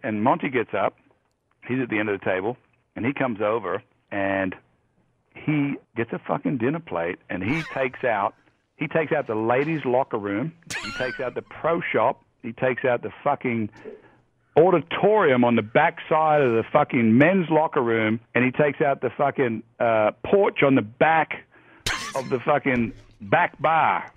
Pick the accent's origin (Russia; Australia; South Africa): Australia; moved away as an adult; now in United States; I'm Australian